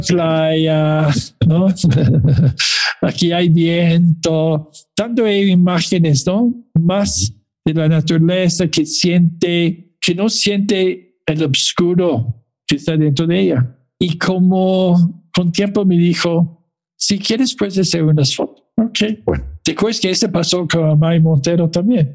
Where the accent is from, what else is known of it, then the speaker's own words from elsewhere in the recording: Mexico City, Mexico; now in Toronto, Canada; yo soy chilango de Toronto